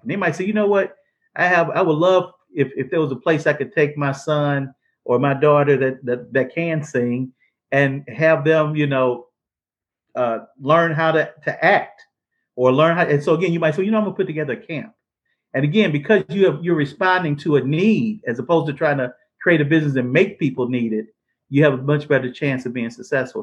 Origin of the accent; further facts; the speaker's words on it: St. Louis, Missouri, United States; I'm from St. Louis